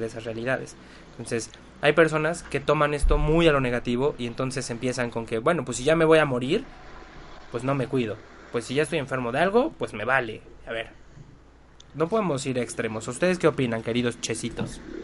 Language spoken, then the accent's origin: Spanish; Mexico; soy mexicano